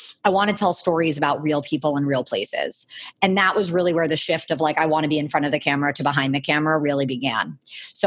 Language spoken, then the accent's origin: English; Miami, Florida, United States; I grew up in Miami